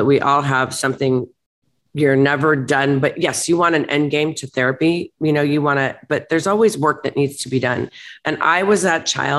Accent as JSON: {"language": "English", "town": "Beverly Hills", "region": "California", "country": "United States", "tie": "born or raised there", "said": "growing up in Beverly Hills"}